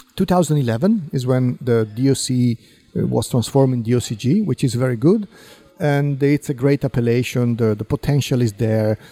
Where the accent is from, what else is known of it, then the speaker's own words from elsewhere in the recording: Piedmont, Italy; English is a second language; I was born and raised in Piemonte